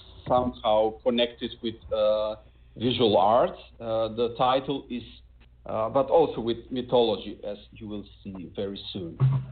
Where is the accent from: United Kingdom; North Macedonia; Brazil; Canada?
North Macedonia; first language Macedonian; English is a second language; I only write poetry in Macedonian, in my native language